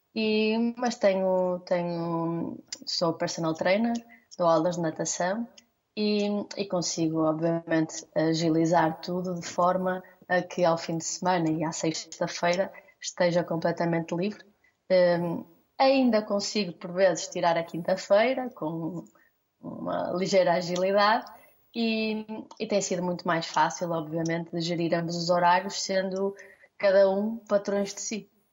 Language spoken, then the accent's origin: Portuguese; Vila do Conde, Norte, Portugal; nós somos Vila de Conde